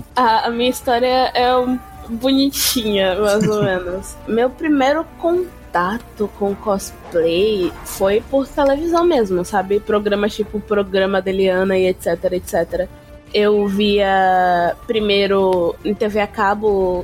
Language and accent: Portuguese; Bahia, Brazil; Eu nunca saí da Bahia, eu só fui pra cidade do interior